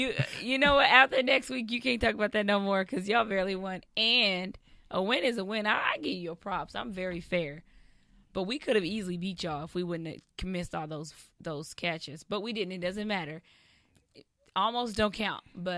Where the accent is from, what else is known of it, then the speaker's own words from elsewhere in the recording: Lubbock, Texas, United States; I just remember earlier, Lubbock, Texas. That's where I was born and raised.